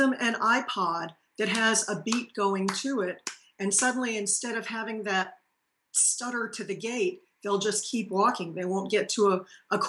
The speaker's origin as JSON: {"language": "English", "town": "Paxton", "region": "Massachusetts", "country": "United States", "tie": "born or raised there", "moved": "yes", "lives_now": "Tennessee, United States", "said": "I'm a native from Massachusetts, and so I've been down in Tennessee now since 1992."}